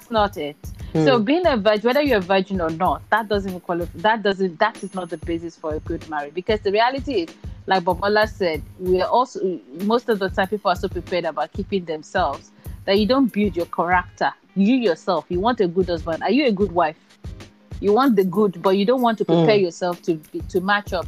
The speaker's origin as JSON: {"language": "English", "country": "Nigeria", "tie": "born or raised there", "said": "we grew up in Nigeria and in areas whereby it's very cultural / religious"}